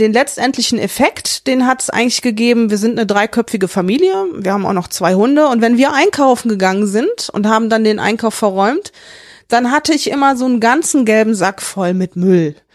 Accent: Rhineland, Germany; Der Name, ich bin halt Rheinländerin, ich bin auch gerne Rheinländerin

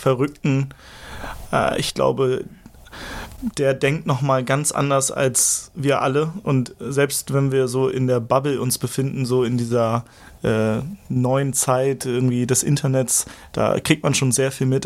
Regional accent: Schneverdingen, Lower Saxony, Germany; also born or lived in Hamburg; Ich, ich komme ursprünglich aus der Lüneburger Heide, das ist so eine Stunde vom Hauptbahnhof hier entfernt

